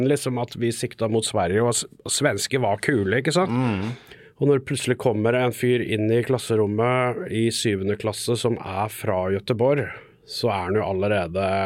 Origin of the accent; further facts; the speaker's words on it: Fredrikstad, Østfold, Norway; accent: Fredrikstad dialect; Og altså, Fredrikstad-dialekt er jo egentlig svensk blanda med norsk. Ja. Så vi er vel svensker